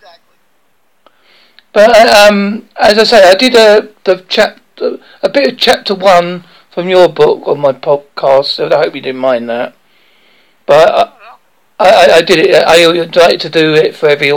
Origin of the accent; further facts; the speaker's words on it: Essex come Devon, England, United Kingdom; accent: English Essex come Devon; an English accent, in an English Essex come Devon accent